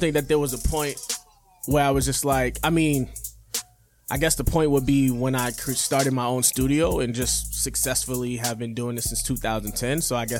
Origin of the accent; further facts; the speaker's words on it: Boston, Massachusetts, United States; I grew up in Four Corners, or Dorchester in Four Corners.